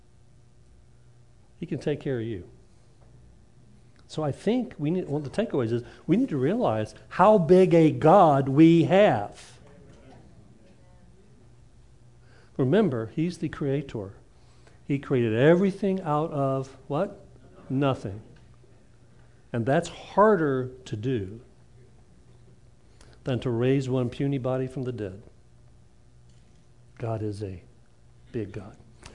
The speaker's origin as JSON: {"language": "English", "country": "United States", "said": "I'm an American."}